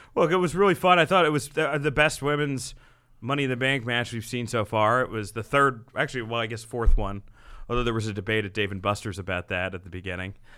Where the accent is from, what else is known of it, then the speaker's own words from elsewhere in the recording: New Jersey, United States; my hometown in Jersey